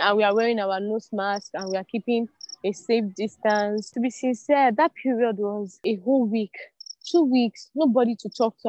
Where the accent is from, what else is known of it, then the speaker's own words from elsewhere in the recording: Nigeria; being in Nigeria, be, being a Nigerian, a Nigerian